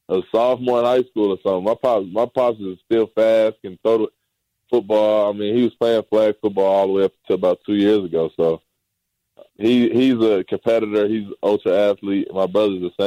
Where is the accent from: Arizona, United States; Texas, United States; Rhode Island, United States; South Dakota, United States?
Texas, United States; Dallas; The Mavs was my hometown team